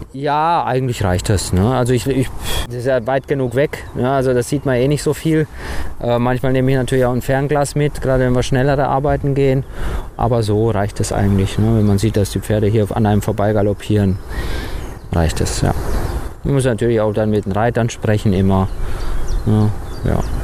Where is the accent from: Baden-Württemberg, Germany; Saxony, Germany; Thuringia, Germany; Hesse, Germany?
Baden-Württemberg, Germany; Rastatt; also born or lived in Romania; Also ich war anderthalb Jahre, als wir nach Deutschland gekommen sind.